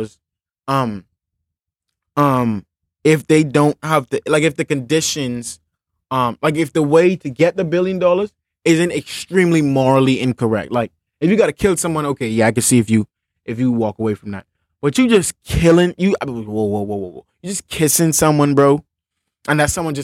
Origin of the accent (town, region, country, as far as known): Bahamas